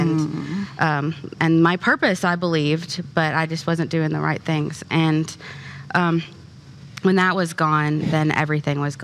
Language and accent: English; Kentucky, United States; I'm from Kentucky